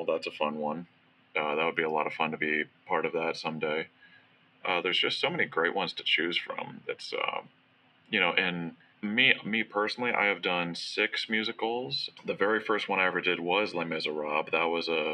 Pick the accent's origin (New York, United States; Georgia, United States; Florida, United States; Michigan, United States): Florida, United States; South; I grew up in South Florida